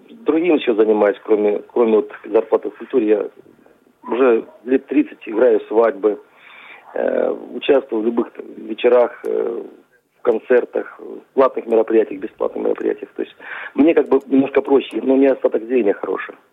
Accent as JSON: {"language": "Russian", "region": "Adygea", "country": "Russia", "tie": "born or raised there", "said": "я родился здесь, в Адыгее. У меня отец белорус, мать казачка, э, кубанская казачка. У меня такая смесь, она не очень-то гремучая, но она э, позволяет мне относиться и к этим, и к тем."}